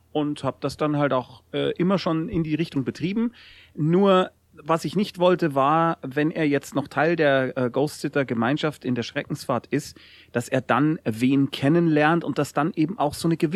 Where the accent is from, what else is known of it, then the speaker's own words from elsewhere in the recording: Bavaria, Germany; es ist genauso wie man von mir als Bayer annimmt, ich würde immer Fußball mögen und grundsätzlich Lederhosen tragen und sehr viel Bier trinken.